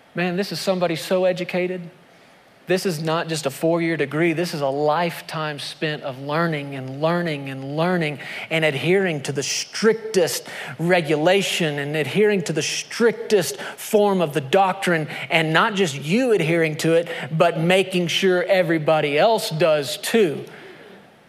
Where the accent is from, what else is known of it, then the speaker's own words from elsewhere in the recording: United States; my identity as an American